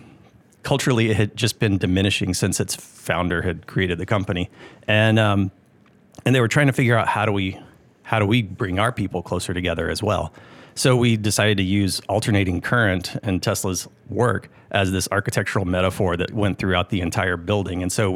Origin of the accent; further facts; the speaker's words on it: Augusta, Georgia, United States; moved away as an adult; also born or lived in California; I am from Augusta.